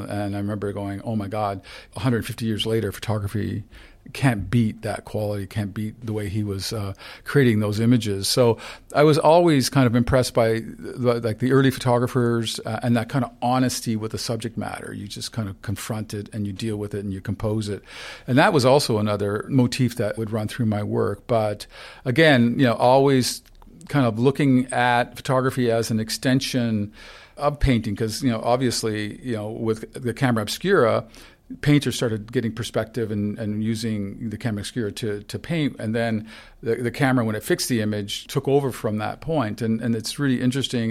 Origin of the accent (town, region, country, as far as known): St. Catharines, Ontario, Canada; born or raised there; first language Ukrainian; English is a second language